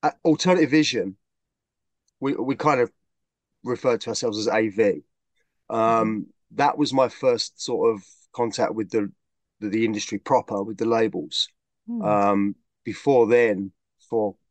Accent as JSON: {"language": "English", "region": "London", "country": "United Kingdom", "tie": "born or raised there", "moved": "as an adult", "lives_now": "Sawbridgeworth, United Kingdom", "said": "I was born and raised in London"}